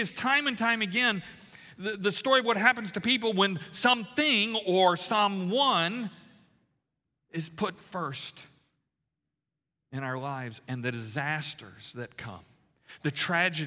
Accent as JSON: {"language": "English", "region": "Louisiana", "country": "United States", "tie": "born or raised there", "said": "I grew up in Louisiana"}